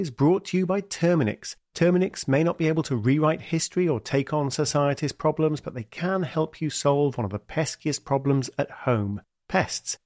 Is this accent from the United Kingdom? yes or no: yes; United Kingdom; also born or lived in Washington, D.C.; I'm British